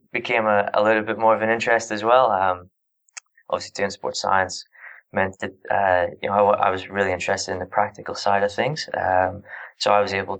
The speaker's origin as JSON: {"language": "English", "region": "Northern Ireland", "country": "United Kingdom", "moved": "as an adult", "lives_now": "Australia", "said": "I'm from Northern Ireland originally. I'm in Australia at the moment"}